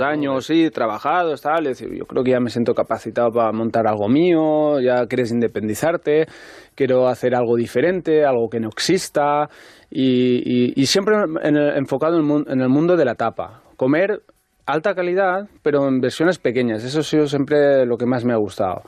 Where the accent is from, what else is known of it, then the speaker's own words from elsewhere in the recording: Albaida, Valencian Community, Spain; moved away as an adult; also born or lived in Ontinyent / Dénia; now in Madrid, Spain; soy de un pueblo que se llama Albaida